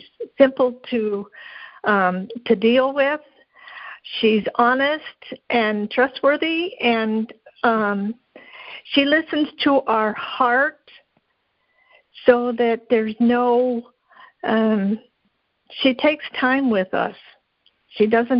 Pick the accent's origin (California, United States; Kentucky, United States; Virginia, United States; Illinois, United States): Kentucky, United States; I'm actually from Kentucky.